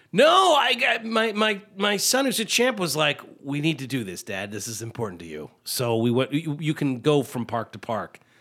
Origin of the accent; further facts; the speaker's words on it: United States; I was from the Quad Cities